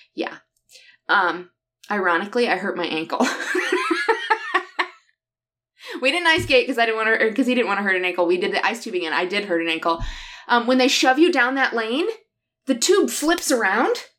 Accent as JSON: {"language": "English", "region": "southern Michigan", "country": "United States", "tie": "born or raised there", "moved": "yes", "said": "I grew up down here"}